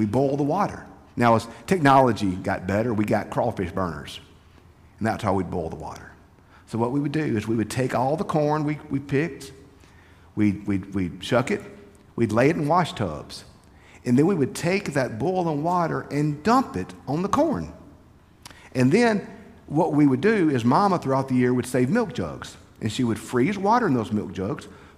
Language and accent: English; United States; Growing up in Lincoln County